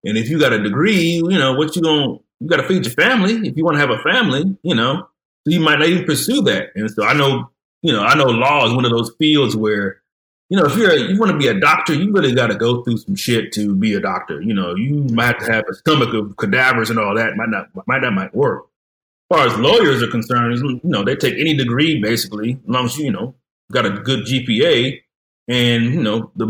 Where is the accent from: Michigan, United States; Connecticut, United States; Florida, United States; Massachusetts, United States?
Michigan, United States; Detroit; now in Fort Worth, United States; just a normal kid growing up in Detroit, Michigan